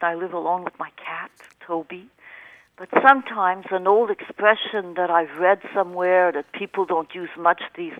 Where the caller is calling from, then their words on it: Montreal, Quebec, Canada; I'm calling you from Montreal.